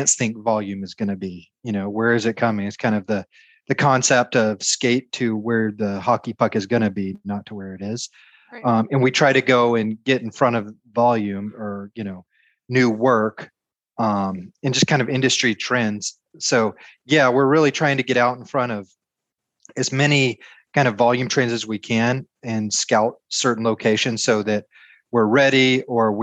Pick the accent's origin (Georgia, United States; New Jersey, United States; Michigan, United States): Georgia, United States; I'm from Georgia, so I'm used to hot, humid temperatures and lots of pine